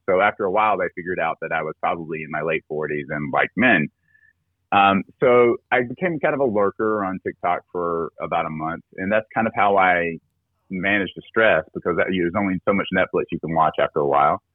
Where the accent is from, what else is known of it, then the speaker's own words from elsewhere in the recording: South Carolina, United States; I'm originally from South Carolina. I grew up uh, in a very conservative uh, area of the country, uh, very Southern Baptist